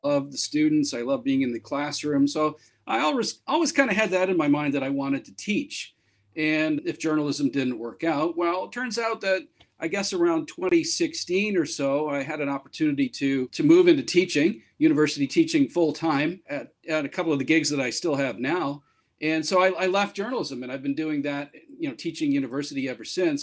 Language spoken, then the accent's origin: English; Canada; moved away as an adult; now in Japan; I'm from Canada where I worked in radio and television both on the air and behind the scenes for about 25 years.